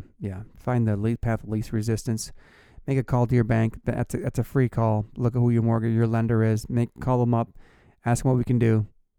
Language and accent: English; Plainwell, Michigan, United States; Where y'all from? I'm from Plainwell.